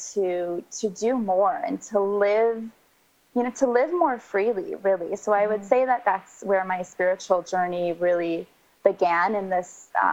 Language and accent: English; Michigan, United States; moved away as an adult; I grew up in the Midwest. I grew up in Michigan. I lived there most of my life